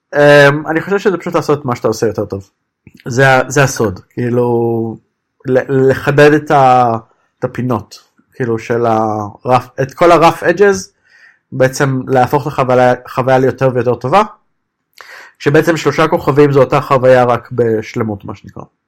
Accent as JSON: {"language": "Hebrew", "country": "Israel", "tie": "born or raised there", "moved": "as an adult", "lives_now": "Berlin, Germany", "said": "נולדתי שם"}